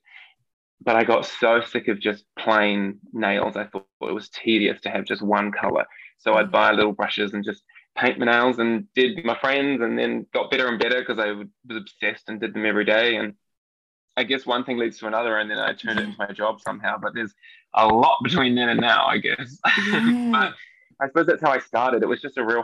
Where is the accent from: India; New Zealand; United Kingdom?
New Zealand; accent: New Zealand; moved away; I'm from New Zealand. I grew up on kind of just the middle of nowhere-ish, I suppose. It's a little country area, sheep farm